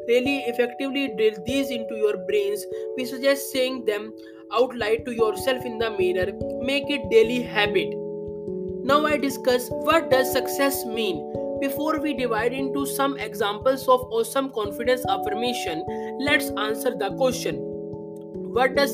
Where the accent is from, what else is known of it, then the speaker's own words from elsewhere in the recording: India; I am from India